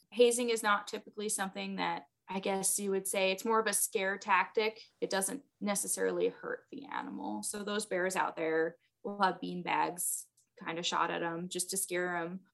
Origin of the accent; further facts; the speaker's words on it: New York City, New York, United States; moved away as an adult; also born or lived in California; now in Nebraska, United States; I grew up in New York City